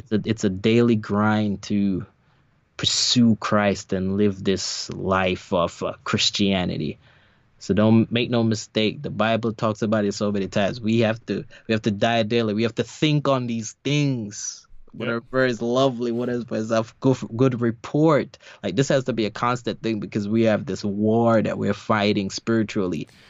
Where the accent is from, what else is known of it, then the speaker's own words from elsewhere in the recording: New York, United States; moved away; my church I grew up in in in New York